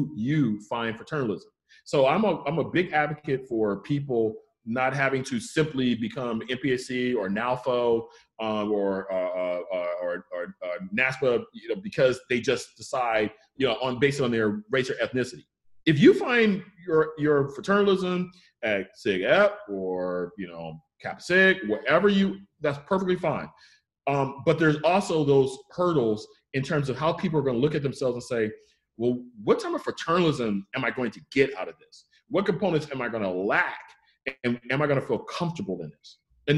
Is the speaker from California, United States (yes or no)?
yes; Inglewood, California, United States; I'm from Inglewood, California, which is kind of like part of the whole big South Central Los Angeles area